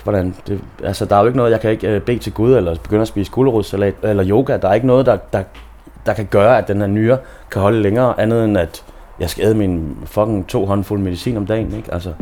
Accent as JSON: {"language": "Danish", "town": "Aarhus", "region": "Central Denmark Region", "country": "Denmark", "moved": "yes", "lives_now": "Copenhagen, Denmark", "said": "jeg er jo fra Aarhus"}